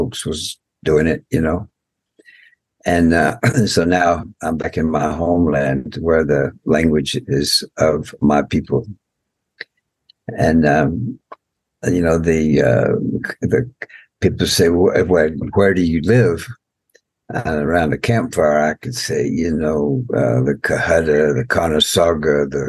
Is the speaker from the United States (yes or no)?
yes; United States; I'm from the Muscogee Nation